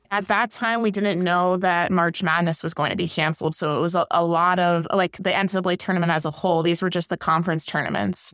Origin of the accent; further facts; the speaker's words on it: West Virginia, United States; moved away as an adult; now in Syracuse, United States; I'm from West Virginia